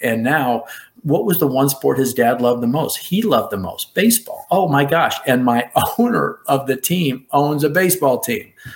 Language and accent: English; Chicago, Illinois, United States; A Chicago kid who grew up rooting for the Cubs